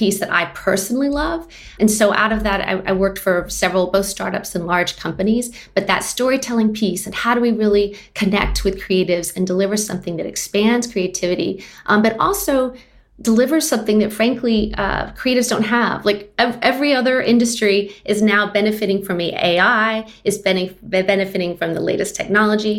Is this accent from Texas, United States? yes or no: yes; Austin, Texas, United States; So I'm based in Austin now. I'm actually from Austin, which is rare in a city that's growing as fast as it is.